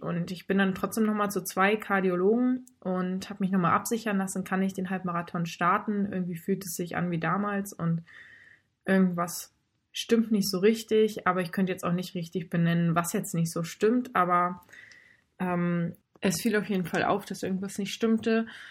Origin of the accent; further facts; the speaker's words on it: Baltic coast near Fehmarn, Schleswig-Holstein, Germany; moved away as an adult; also born or lived in North Rhine-Westphalia / Lübeck; now in Hamburg, Germany; davor bin ich halt an der Ostsee bei Fehmarn groß geworden und komme gebürtig aus Nordrhein-Westfalen